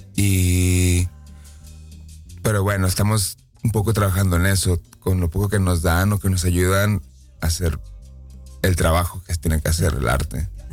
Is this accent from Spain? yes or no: no; Mexico; now in Netherlands; Yo soy de México